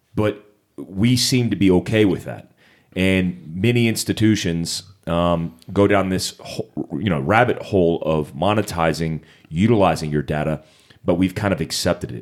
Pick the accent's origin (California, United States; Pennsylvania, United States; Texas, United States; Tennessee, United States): California, United States; Monterey; I was actually born at Fort Ord, California, Monterey